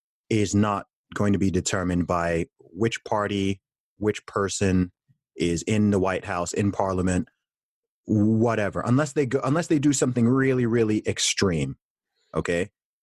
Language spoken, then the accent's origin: English; Saudi Arabia; I'm a Christian. I always have been. I grew up in Saudi Arabia, surrounded by Muslims.